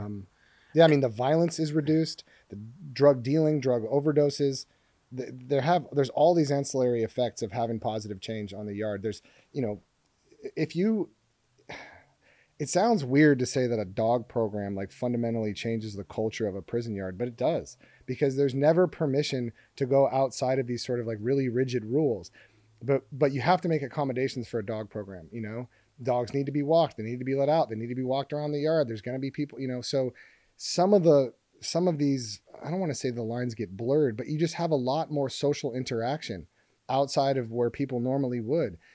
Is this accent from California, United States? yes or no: yes; Hermosa Beach, California, United States; I was walking home from Hermosa Valley School, I think I was six or seven